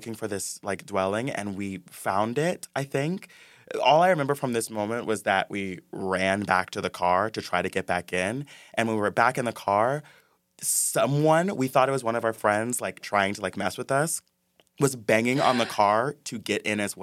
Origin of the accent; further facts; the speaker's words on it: Ypsilanti, Michigan, United States; moved away; I grew up in Michigan, Hicktown, Michigan